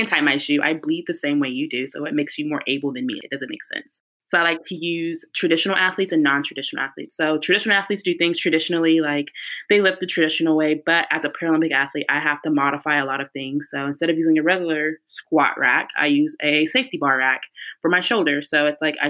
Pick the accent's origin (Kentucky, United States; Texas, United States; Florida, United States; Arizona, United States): Texas, United States; Mesquite; moved away as an adult; also born or lived in Wichita, Kansas; now in San Diego, United States; I was born in Mesquite, Texas. Texas girl